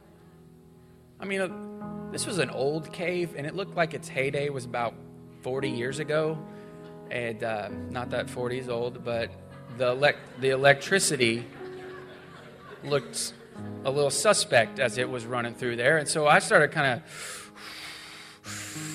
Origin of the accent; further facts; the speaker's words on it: Missouri, United States; I grew up in Missouri